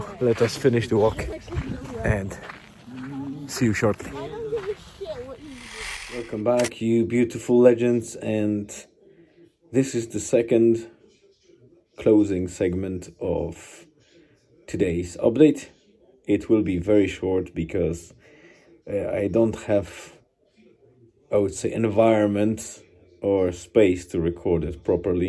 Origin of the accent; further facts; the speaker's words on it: Poland; moved away; we'll be traveling to my parents and my hometown